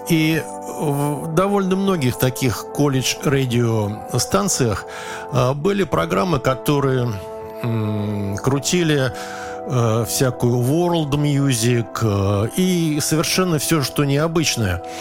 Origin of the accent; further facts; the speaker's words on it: Moscow, Russia; Здесь у нас был и болгарин, и, значит … и, и я, значит, москвич, и британец, и канадец